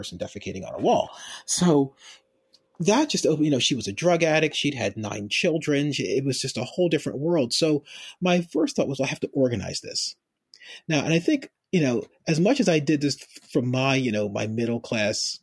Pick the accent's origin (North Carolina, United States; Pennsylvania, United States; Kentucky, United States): Pennsylvania, United States; Philadelphia; moved away as an adult; now in Baltimore, United States; I grew up in Philadelphia. I grew up in an upper middle class part of Philadelphia